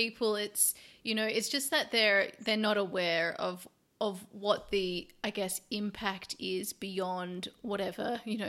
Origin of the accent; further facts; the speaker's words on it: Australia; now in Europe; now that I live over in Europe, I'm originally from Australia